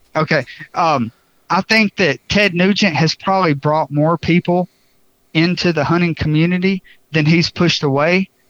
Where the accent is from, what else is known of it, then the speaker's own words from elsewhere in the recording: Bartow County, Georgia, United States; I grew up in Bartow County, Georgia